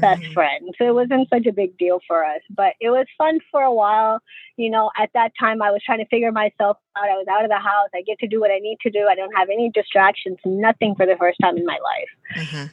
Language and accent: English; Pakistan; being a Pakistani